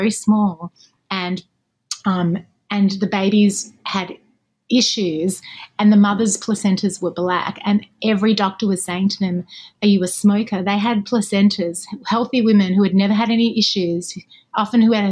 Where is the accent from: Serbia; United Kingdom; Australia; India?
Australia; Melbourne, Victoria; moved away as an adult; now in Los Angeles, United States; I lived for 34 years in Melbourne, where I'm from.